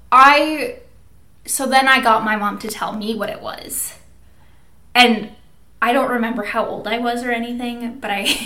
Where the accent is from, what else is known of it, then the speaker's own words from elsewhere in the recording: Minnesota, United States; And I grew up in Minnesota.